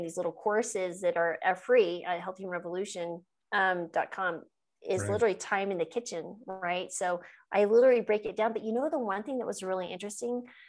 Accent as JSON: {"language": "English", "region": "New Mexico", "country": "United States", "tie": "born or raised there", "said": "I grew up in New Mexico"}